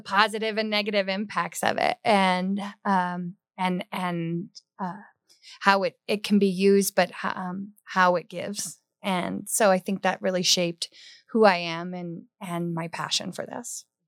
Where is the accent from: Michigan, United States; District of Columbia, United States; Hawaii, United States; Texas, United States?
Hawaii, United States; now in Colorado, United States; growing up in Hawaii